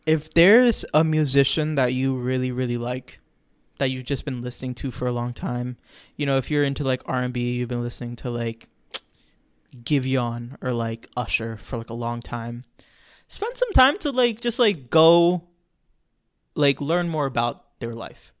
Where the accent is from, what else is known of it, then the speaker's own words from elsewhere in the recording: Florida, United States; I'm from Florida, it's always hot outside